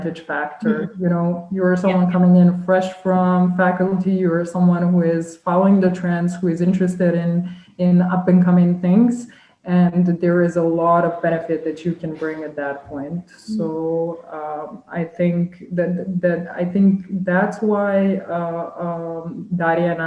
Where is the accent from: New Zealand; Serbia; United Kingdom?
Serbia; Belgrade; moved away as an adult; now in Vienna, Austria; I was born and raised in Belgrade in Serbia